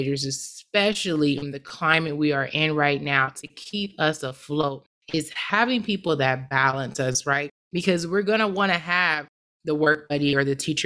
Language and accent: English; Detroit, Michigan, United States; I grew up in Detroit